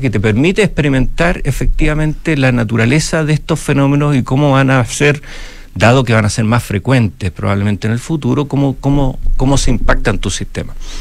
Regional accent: Chile; nosotros como chilenos

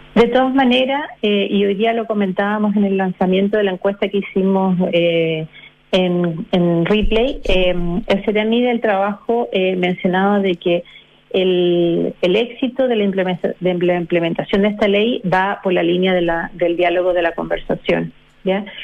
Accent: Chile; nosotros como chilenos

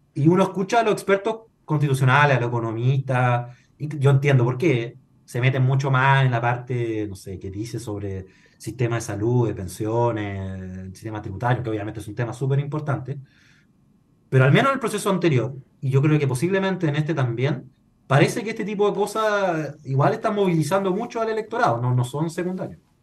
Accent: Chile; lo que somos como chilenos

